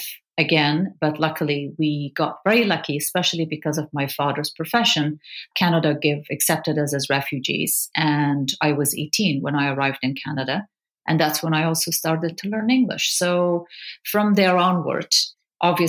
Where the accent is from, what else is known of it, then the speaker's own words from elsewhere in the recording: Kabul, Afghanistan; moved away; also born or lived in Pakistan; I grew up in Kabul during the Soviet occupation of the country